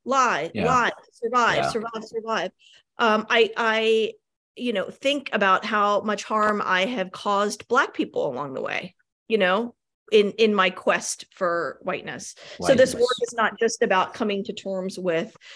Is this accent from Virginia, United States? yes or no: yes; Richmond, Virginia, United States; moved away; also born or lived in Denver / New York City; Born and raised in Richmond, Virginia